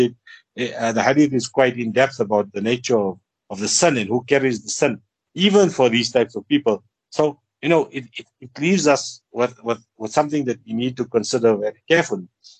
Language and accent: English; South Africa; as South African Muslims